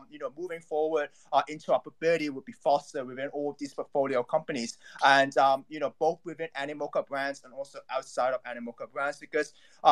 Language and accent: English; Hong Kong; I'm actually from Hong Kong as well